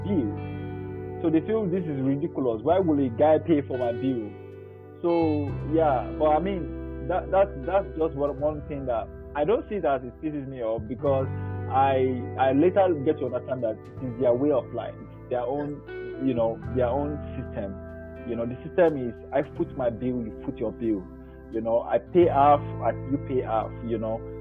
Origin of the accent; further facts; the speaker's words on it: Nigeria; moved away as an adult; now in Europe; I grew up in Nigeria